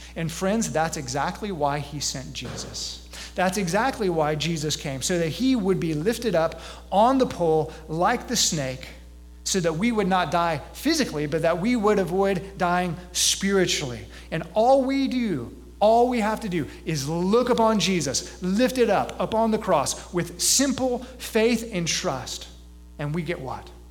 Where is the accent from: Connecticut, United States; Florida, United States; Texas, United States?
Texas, United States; Gulf Coast, South; now in eastern central Illinois, United States; I'm from South Texas and I grew up on the Gulf Coast